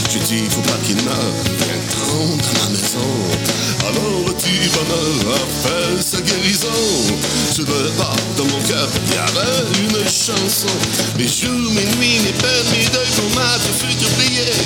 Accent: Shawinigan, Quebec, Canada; moi aussi, je viens de Shawinigan, on a un accent, tu sais

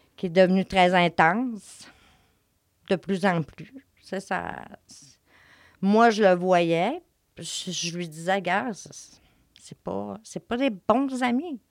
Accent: Saint-Félicien, Quebec, Canada; moved away as an adult; now in Saguenay, Canada; je viens de Saint-Félicien

